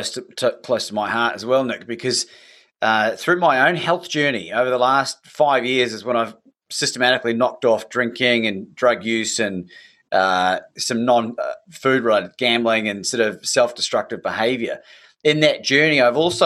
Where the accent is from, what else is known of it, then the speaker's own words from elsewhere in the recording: New Zealand; growing up in New Zealand